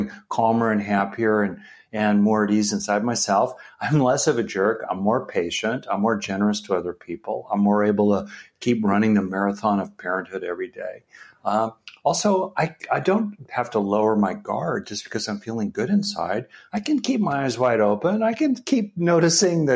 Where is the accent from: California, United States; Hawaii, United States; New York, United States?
California, United States; I grew up in California.